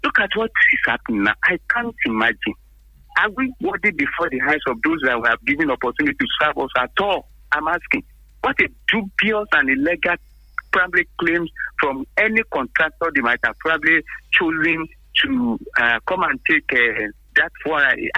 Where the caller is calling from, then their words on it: Abeokuta, Ogun State, Nigeria; Hello, good morning. … from Abeokuta.